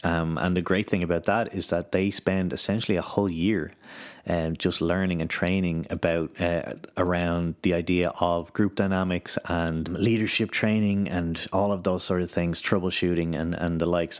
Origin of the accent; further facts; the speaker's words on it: Ireland; also born or lived in United Kingdom; now in Vaasa, Finland; coming from the U K, well, I'm from Ireland